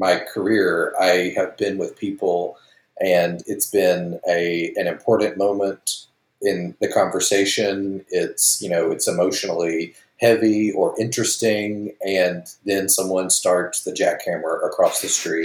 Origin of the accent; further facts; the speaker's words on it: Alabama, United States; my home state of Alabama